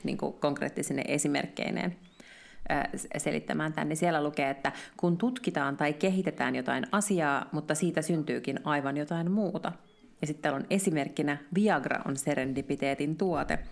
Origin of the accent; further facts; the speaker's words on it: Finland; me ollaan suomenruotsalaisia Suomessa